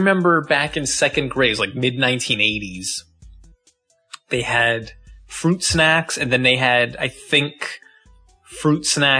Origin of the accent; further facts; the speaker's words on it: United States; I'm American.